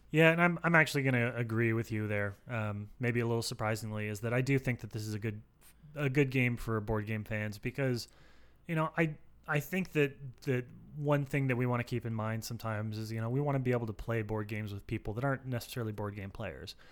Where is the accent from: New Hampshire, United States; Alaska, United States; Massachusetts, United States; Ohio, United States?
Alaska, United States; I'm from Alaska